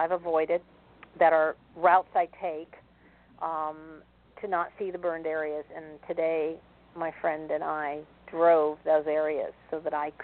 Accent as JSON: {"language": "English", "region": "East Coast", "country": "United States", "tie": "born or raised there", "said": "I was born on the East Coast"}